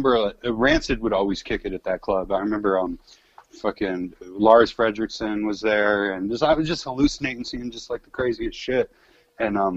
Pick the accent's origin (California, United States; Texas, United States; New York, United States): California, United States; San Francisco; I come from the San Francisco times when, like, the rave scene was hella big and just the ecstasy culture and all that shit. That was, like, I grew up in that, and that was a big deal when I was a kid, man